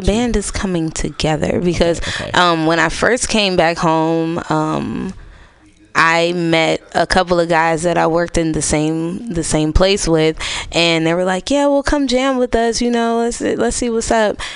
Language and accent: English; United States; I'm from Lakeview and I stay on a uh, Orizaba Thrift